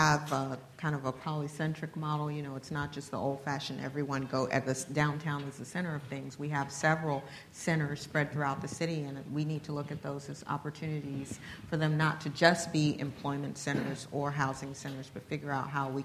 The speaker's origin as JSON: {"language": "English", "region": "New York", "country": "United States", "tie": "born or raised there", "moved": "as an adult", "lives_now": "San Antonio, United States", "said": "I grew up in New York and I've been in Texas since 1998."}